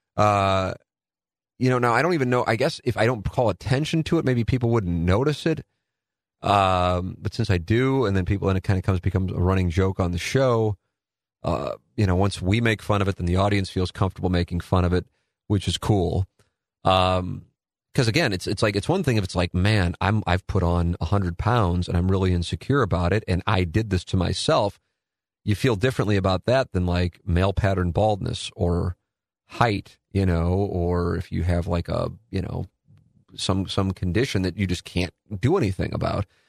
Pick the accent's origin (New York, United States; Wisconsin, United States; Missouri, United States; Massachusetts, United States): Missouri, United States; St. Louis; my family got to watch and listen to me in Saint Louis